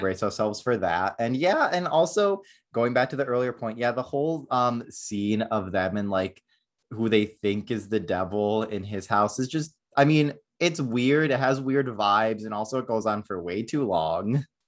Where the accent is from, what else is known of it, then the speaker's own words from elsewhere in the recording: Northeast, United States; also born or lived in Florida; now in Southern California, United States; I am from the Northeast